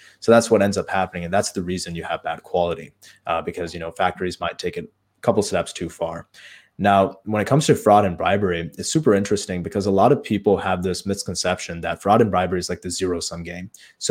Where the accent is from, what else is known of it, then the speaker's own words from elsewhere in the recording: Chicago, Illinois, United States; I was in my hometown here in Chicago in one of the suburbs